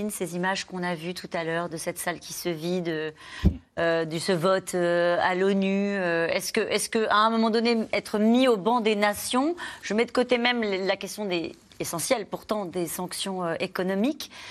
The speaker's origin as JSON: {"language": "French", "country": "Ukraine", "lives_now": "France", "said": "Moi, en tant qu'Ukrainienne, c'est important pour moi de soutenir euh, mon peuple."}